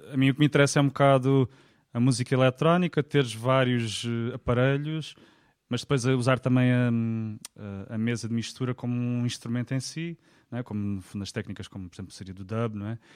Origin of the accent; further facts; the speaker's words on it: Faro, Algarve, Portugal; Sou farense, um, pá, uh, andei no conservatório